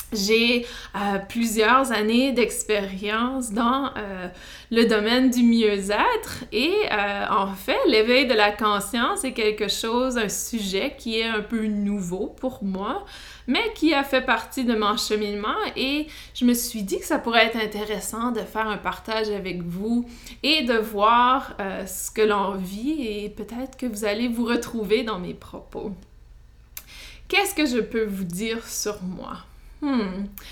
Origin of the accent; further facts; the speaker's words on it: New Brunswick, Canada; accent: Canadian, Acadian; Vous allez sûrement entendre mon accent canadien. Et non, je ne suis pas du Québec, mais plutôt du Nouveau-Brunswick. Et euh, j'ai grandi euh, dans une communauté francophone